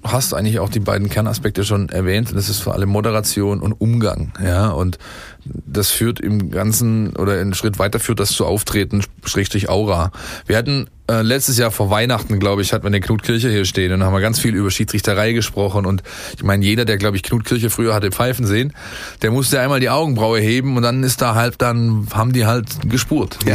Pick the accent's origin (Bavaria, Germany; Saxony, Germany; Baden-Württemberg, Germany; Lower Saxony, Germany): Baden-Württemberg, Germany; Ensingen; ich bin äh, in Ensingen aufgewachsen, da wo der Sponsor des VfB Stuttgart sein Wasser aus dem Boden zieht